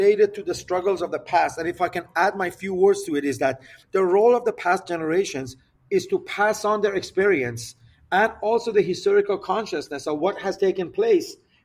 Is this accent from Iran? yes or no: yes; Iran; Our people have a particular relationship to the question of the United States, particularly after the 1979 revolution and the establishment of the Islamic Republic